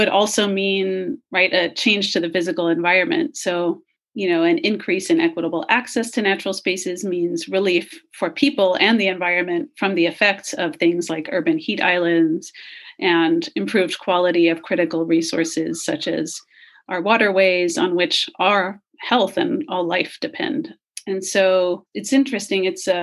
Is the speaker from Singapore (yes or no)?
yes; Singapore; also born or lived in United States; growing up, I lived for 11 years in Singapore. So a very urban, small island nation. Obviously, I was born in the United States.